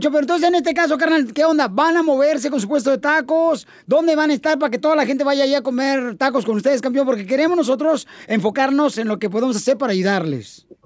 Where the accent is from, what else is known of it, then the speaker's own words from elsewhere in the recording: Guadalajara, Jalisco, Mexico; now in Los Angeles, United States; nosotros somos de Guadalajara, Jalisco, jefe.